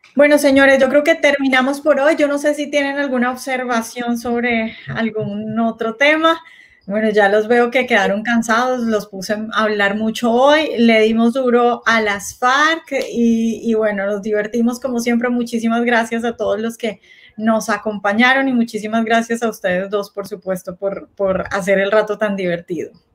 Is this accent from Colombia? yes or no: yes; Colombia